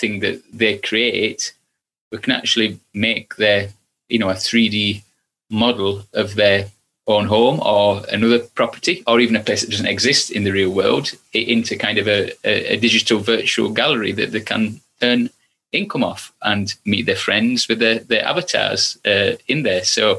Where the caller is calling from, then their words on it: Stoke-on-Trent, West Midlands, United Kingdom; I'm in Stoke-on-Trent at the minute.